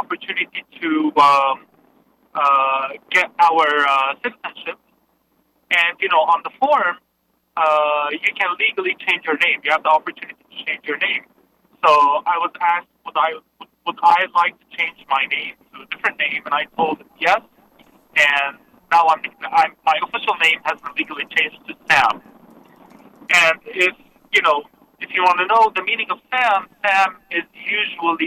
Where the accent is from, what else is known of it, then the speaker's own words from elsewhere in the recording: Kuwait; now in Rancho Cucamonga, United States; My mom was from Nazareth in Palestine, and my dad is from Haifa. And I was born in Kuwait